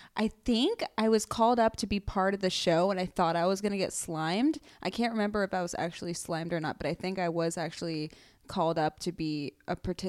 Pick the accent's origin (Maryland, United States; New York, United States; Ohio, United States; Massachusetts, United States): Ohio, United States; Pickerington; Columbus. Pickerington, to be more specific, but okay. it's a suburb right outside of Columbus, Ohio.